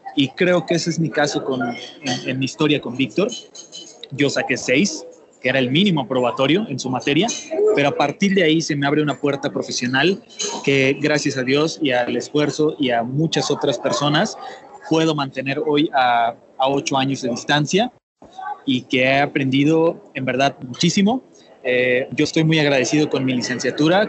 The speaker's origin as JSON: {"language": "Spanish", "town": "Tuxtla Gutiérrez", "region": "Chiapas", "country": "Mexico", "tie": "born or raised there", "said": "Yo soy originario de Tuxtla Gutiérrez, del estado de Chiapas, al sureste de México"}